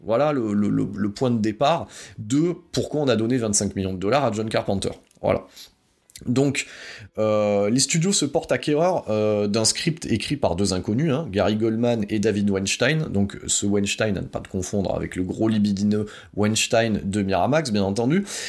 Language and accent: French; France; chez nous en France